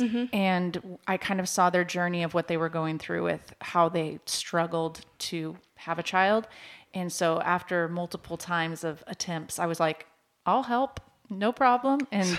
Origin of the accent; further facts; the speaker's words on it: Washington, United States; also born or lived in Oregon; now in Joplin, United States; Originally, I was born in Oregon, but I was raised in Washington State. So out by Seattle. Mm-hmm. And then we moved to Joplin in 2010, right in time for the tornado.